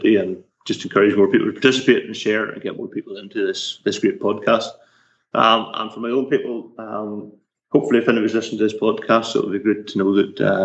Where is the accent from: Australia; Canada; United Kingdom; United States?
United Kingdom; Northern Ireland; I grew up in Northern Ireland. Still live here